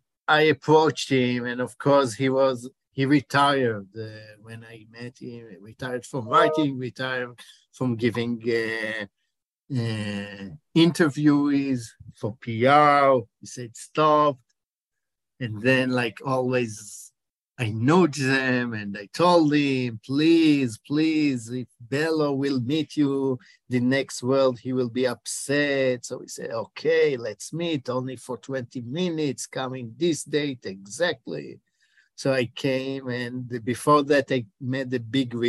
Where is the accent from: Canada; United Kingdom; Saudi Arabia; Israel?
Israel; accent: Israeli; English is a second language; also born or lived in Chicago, United States; you can hear my accent that I'm in Israeli, but I'm Chicago born.